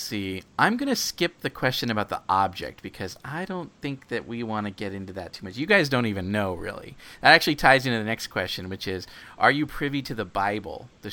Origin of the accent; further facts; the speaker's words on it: Penryn, California, United States; also born or lived in San Jose, California; the town that I grew up in, is a town called Penryn